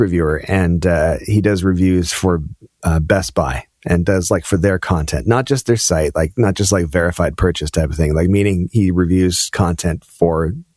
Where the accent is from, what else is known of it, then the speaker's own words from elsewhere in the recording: Canada; I'm Canadian